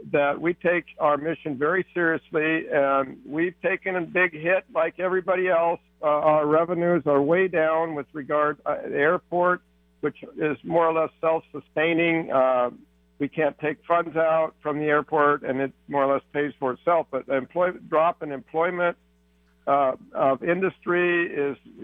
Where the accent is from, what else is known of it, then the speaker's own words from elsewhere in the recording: Seattle, Washington, United States; I was born and raised in the Central District in Seattle, Washington.